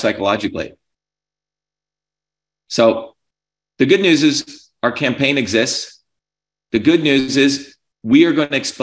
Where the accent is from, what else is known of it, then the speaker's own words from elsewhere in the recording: New Jersey, United States; I grew up in New Jersey where you didn't take shit from anyone in the 70s and 80s